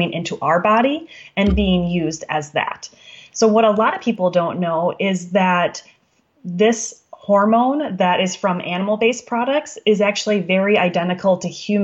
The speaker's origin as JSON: {"language": "English", "region": "Wisconsin", "country": "United States", "said": "I'm from Wisconsin"}